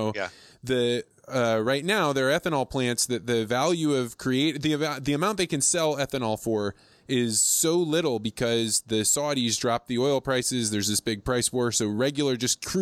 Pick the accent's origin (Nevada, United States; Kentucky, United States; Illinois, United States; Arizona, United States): Illinois, United States; Eureka; I grew up in Eureka, Illinois